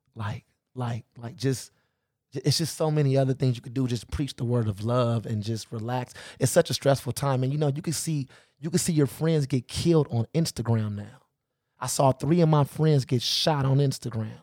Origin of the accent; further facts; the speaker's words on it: Los Angeles, California, United States; I grew up in the Crenshaw and Slauson area.